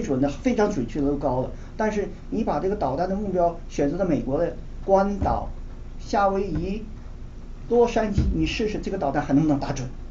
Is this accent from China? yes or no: yes; China; 我们中国人